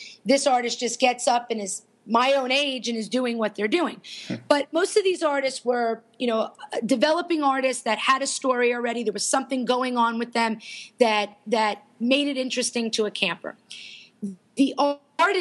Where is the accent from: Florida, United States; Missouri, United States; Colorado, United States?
Florida, United States; I was from Florida